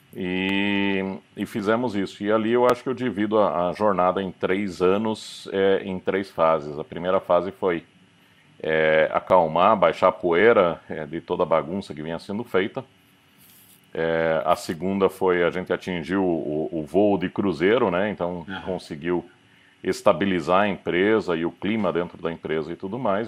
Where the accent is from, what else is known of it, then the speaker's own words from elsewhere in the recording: Curitiba, Paraná, Brazil; now in Germany; meus, meu pai nascido em Curitiba, minha mãe veio do Paraguai para o Brasil. É, mas sou, sou um daqueles curitibanos orgulhosos da cidade, assim, bem bairrista. Fala vina, fala leite quente